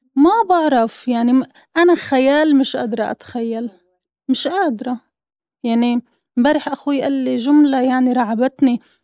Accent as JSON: {"language": "Arabic", "town": "Gaza", "region": "Gaza Strip", "country": "Palestine", "moved": "yes", "said": "انا من غزة"}